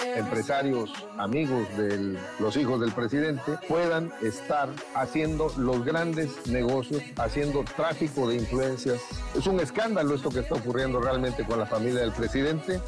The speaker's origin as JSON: {"language": "Spanish", "region": "Tabasco", "country": "Mexico", "said": "nosotros que somos de Tabasco"}